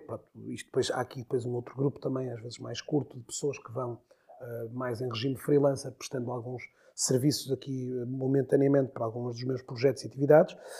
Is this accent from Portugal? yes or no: yes; Porto, Norte, Portugal; moved away as an adult; also born or lived in Maia; now in Viana do Castelo, Portugal; nasci no Porto, vivi uma primeira fase da minha vida a Porto, Maia, mais concretamente, também Porto e Maia